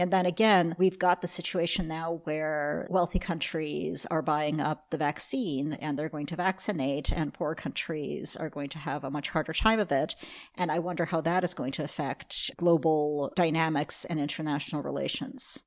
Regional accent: United States; really I'm American

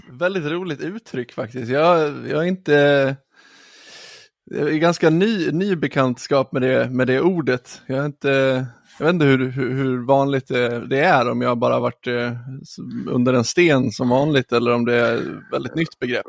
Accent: Ludvika, Dalarna County, Sweden; Jag är från eh, Ludvika.

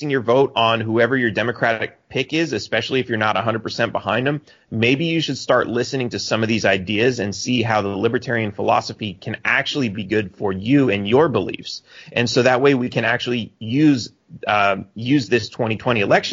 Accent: Texas, United States; also born or lived in McAllen, Texas; now in Cancun, Mexico; I'm a Texan

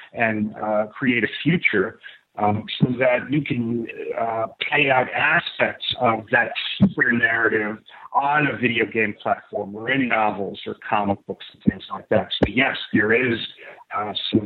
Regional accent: New York City, New York, United States; growing up in New York City in the late 1960s and early 70s

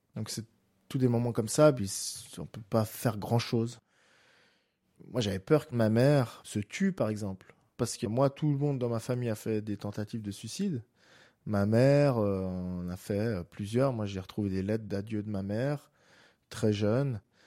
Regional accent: Geneva, Switzerland; j'habite Genève, je suis né à Genève.

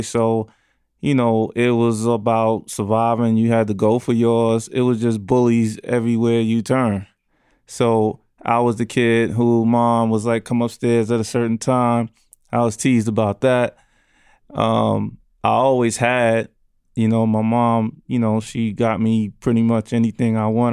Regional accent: New York City, New York, United States; I grew up in Brownsville, New York, Brownsville, Brooklyn, excuse me, New York

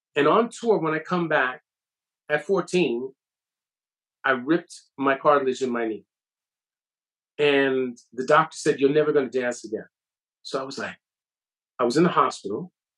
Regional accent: Bronx, New York, United States; like I'm from the Bronx.

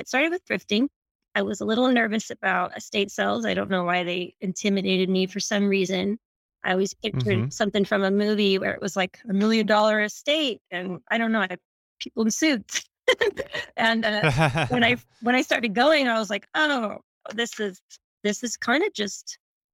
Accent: Anderson, California, United States; moved away as an adult; also born or lived in Sacramento; now in Southern California, United States; I grew up in Northern California, a little town called Anderson

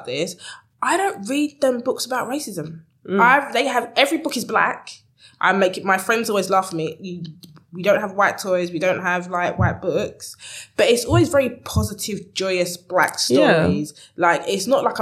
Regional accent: London, United Kingdom; I grew up in East London.

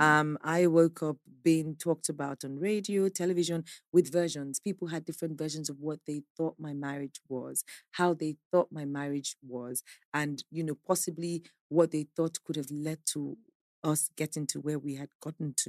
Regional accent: Nigeria; I am a Nigerian

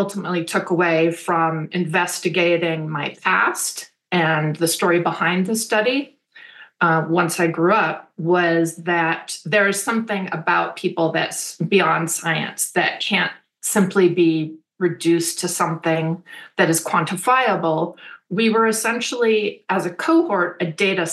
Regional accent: Berkeley, California, United States; I grew up in Berkeley.

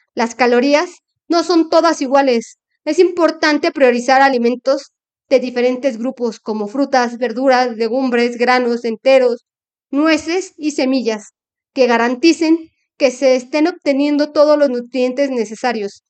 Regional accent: Mexico; como mexicanos tenemos de nuestras costumbres

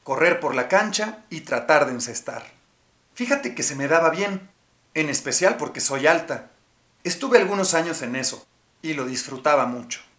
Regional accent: Nogales, Sonora, Mexico; born there; Nací en Nogales, Sonora, y desde muy chiquita era inquieta.

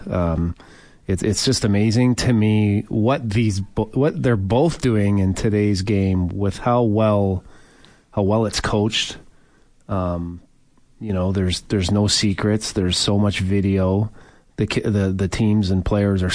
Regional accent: Toronto, Ontario, Canada; growing up in Toronto

